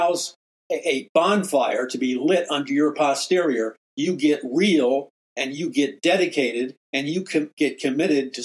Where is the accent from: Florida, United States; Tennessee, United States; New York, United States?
New York, United States; New York City; moved away as an adult; also born or lived in Missouri; I'm from New York City